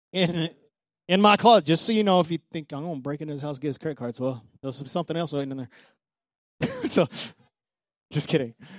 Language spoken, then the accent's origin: English; Odessa, Texas, United States; moved away; Odessa, my hometown